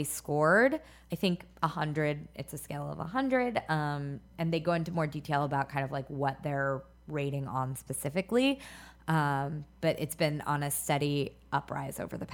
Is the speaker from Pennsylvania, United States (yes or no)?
yes; Philadelphia, Pennsylvania, United States; Philadelphia is where I spent most of my youth